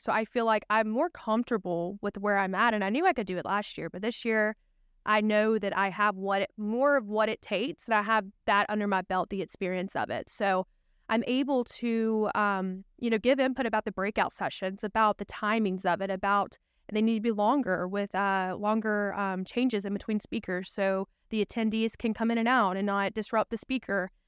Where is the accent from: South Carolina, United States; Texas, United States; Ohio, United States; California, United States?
South Carolina, United States; Spartanburg; also born or lived in Greenville, South Carolina; I'm from Greenville, South Carolina. I've lived there all my life. I'm originally from Spartanburg